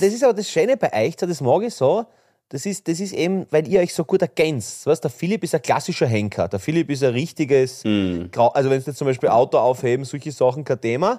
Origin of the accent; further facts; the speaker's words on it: Graz, Styria, Austria; bei uns in Graz